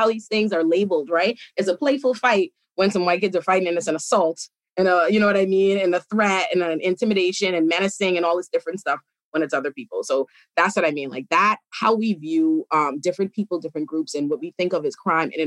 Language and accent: English; Bahamas; now in United States; I was raised in the Bahamas